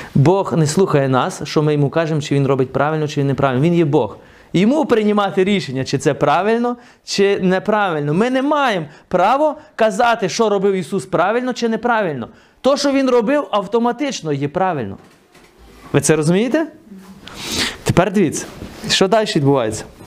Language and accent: Ukrainian; the West, Western Ukraine, Ukraine; moved away; Я ж виріс на Заході.